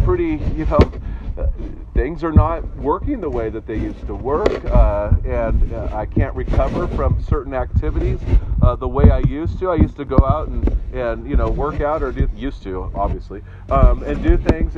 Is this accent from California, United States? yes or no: yes; Northern California, United States; moved away; someone who grew up in Northern California